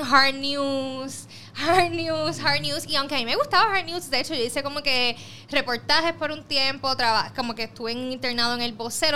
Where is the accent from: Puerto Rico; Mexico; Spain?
Puerto Rico; soy de Puerto Rico, tengo 25 años